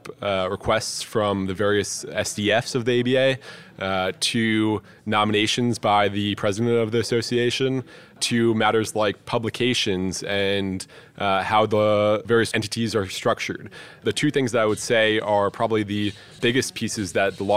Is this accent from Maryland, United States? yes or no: yes; Maryland, United States; moved away as an adult; also born or lived in upstate New York; My home state and the state that I am most proud of is actually Maryland